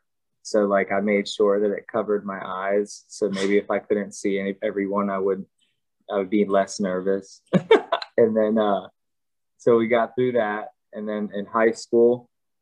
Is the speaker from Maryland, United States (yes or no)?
yes; Maryland, United States; I'm from Maryland, so I'm born and raised here